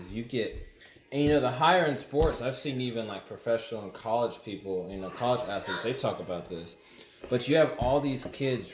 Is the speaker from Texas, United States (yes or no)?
yes; Houston, Texas, United States; it was hard growing up mixed because I grew up in Houston